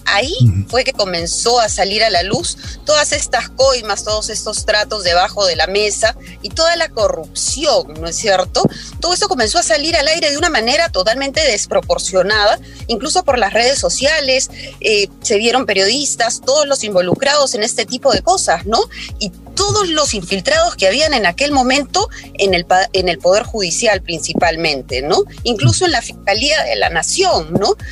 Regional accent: Peru; para mí como peruana

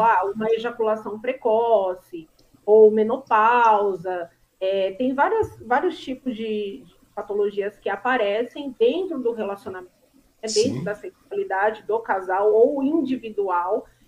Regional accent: São Bernardo do Campo, São Paulo, Brazil; Eu sou de São Bernardo do Campo

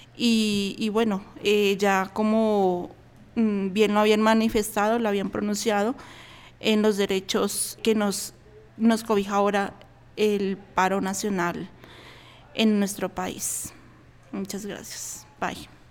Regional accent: Alto Putumayo, Colombia; now in Bogotá, Colombia; yo pertenezco a la comunidad indígena Camtra del Alto Putumayo

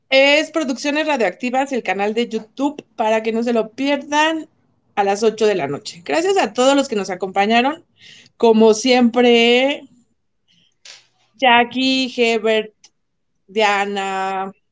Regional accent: Mexico; al fin y al cabo somos mexicanos.

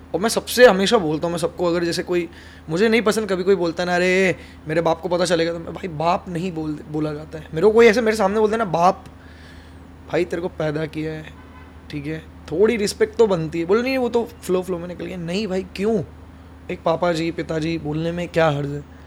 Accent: Vidisha, Madhya Pradesh, India; moved away as an adult; also born or lived in Bhopal / Indore; now in Mumbai, India; वो भी मेरे होम टाउन से हैं हम दोनों विदिशा से

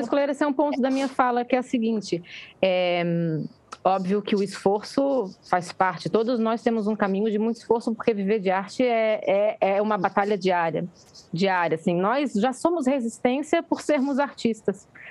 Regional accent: Florianópolis, Santa Catarina, Brazil; Eu sou de Floripa

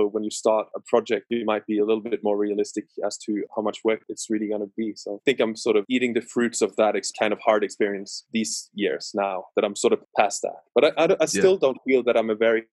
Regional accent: West Coast, Western Norway, Norway; I'm from Norway, West Coast, so it's rainy

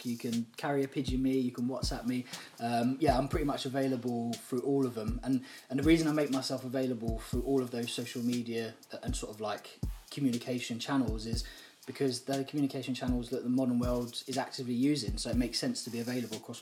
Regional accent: London, United Kingdom; I grew up in Southeast London

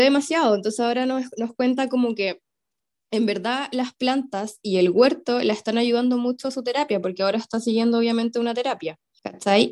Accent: Santiago, Santiago Metropolitan Region, Chile; also born or lived in southern Chile; yo que en verdad soy santiaguina, pero viví eh, dos años en el sur, aún así cuando me devolví a Santiago

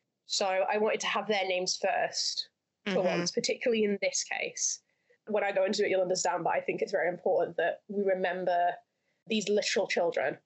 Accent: Lancashire, North West England, United Kingdom; I grew up in the Northwest. Northwest represent. Lancashire represent

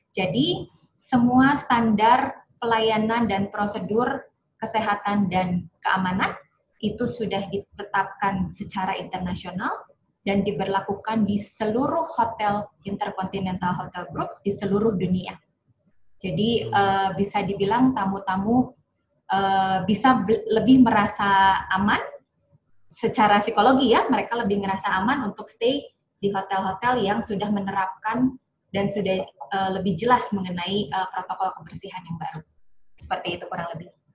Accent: Bandung, West Java, Indonesia; also born or lived in Semarang; Lahir di Semarang tapi besar di Bandung

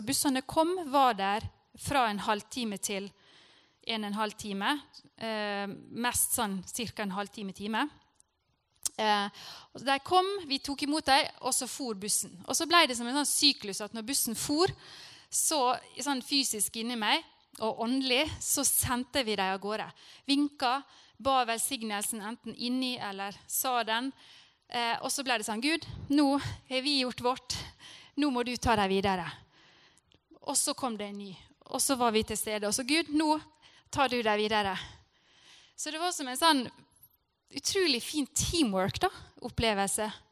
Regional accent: Norway; jeg er fra Norge

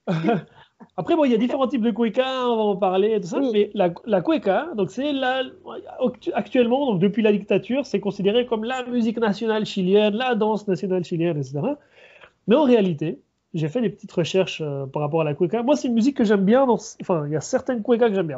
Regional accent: Switzerland; now in Chile; je suis d'origine chilienne, mais je, suis né, j'ai grandi en Suisse.

